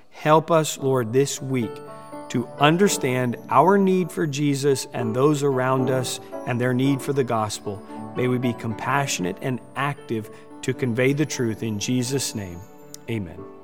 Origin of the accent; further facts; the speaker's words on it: United States; we're from the United States